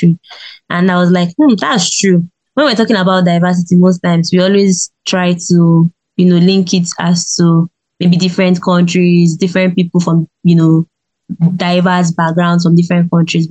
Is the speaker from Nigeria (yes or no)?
yes; Nigeria; I was born and raised in Nigeria